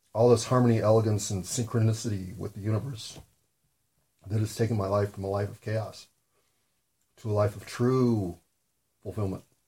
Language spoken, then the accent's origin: English; United States; I'm an American